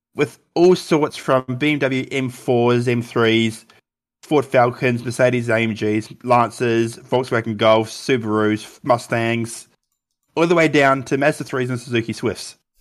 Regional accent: Canterbury, New Zealand; I'm from Canterbury, so the Crusaders

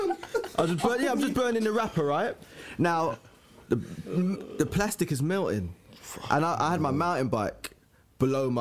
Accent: London, United Kingdom; I grew up in Harlesden

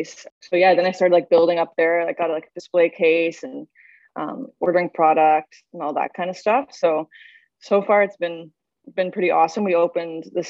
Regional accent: Saskatoon, Saskatchewan, Canada; moved away as an adult; now in Toronto, Canada; I'm from Saskatchewan, Saskatoon.

